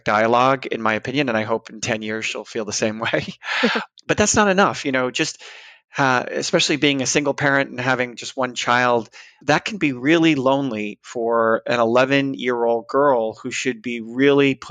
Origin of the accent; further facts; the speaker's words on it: New York, United States; also born or lived in San Francisco; now in Boston, United States; I'm from the East Coast, New York, originally